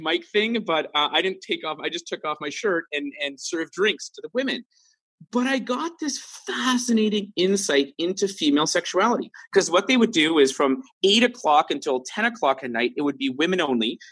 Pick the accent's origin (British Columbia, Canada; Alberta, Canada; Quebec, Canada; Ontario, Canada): British Columbia, Canada; Vancouver; growing up in Vancouver